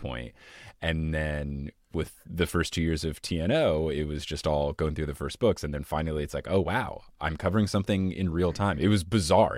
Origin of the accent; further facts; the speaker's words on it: United States; I am American